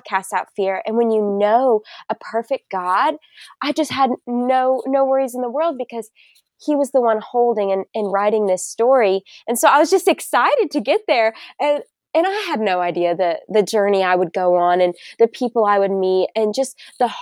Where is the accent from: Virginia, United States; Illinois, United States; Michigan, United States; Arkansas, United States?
Arkansas, United States; Bentonville; moved away as an adult; also born or lived in Tennessee; I am originally from Arkansas. The Bentonville area. So if you're familiar with Walmart, it is the hometown of good old Walmart. And I'd never moved before going to college